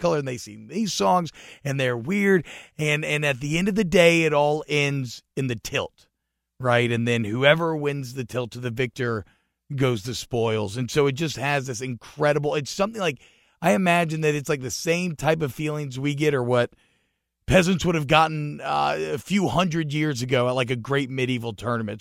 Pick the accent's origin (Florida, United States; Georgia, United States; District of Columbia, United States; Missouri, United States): Georgia, United States; I grew up in Georgia